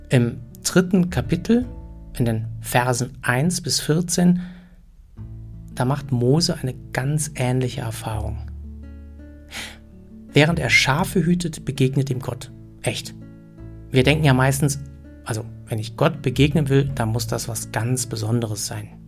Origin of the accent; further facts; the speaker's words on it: Germany; Ich meine, als Deutscher und Schweizer muss ich ja andauernd entscheiden, wer in was besser ist.